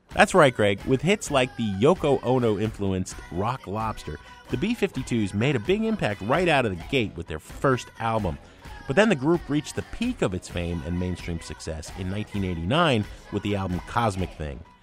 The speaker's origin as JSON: {"language": "English", "town": "Hoboken", "region": "New Jersey", "country": "United States", "tie": "born or raised there", "said": "I grew up in Hoboken, just next door to where you grew up"}